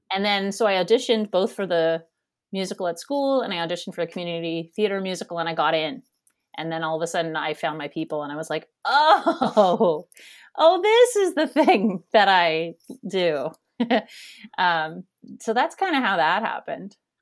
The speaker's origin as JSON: {"language": "English", "town": "Kanata", "region": "Ontario", "country": "Canada", "tie": "born or raised there", "also_born_or_lived": "New York City / Toronto / England", "moved": "as an adult", "lives_now": "Halifax, Canada", "said": "I grew up in Kanata, Ontario, Canada, which is a suburb of Ottawa. And, and I spent my first nineteen years there"}